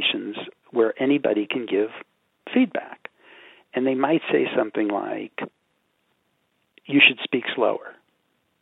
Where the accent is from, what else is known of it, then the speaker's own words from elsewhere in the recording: New York, United States; I'm from New York, I still got subway trains running in my head